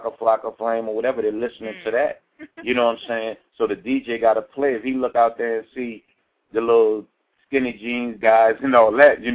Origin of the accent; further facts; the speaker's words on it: New Orleans, Louisiana, United States; growing up in New Orleans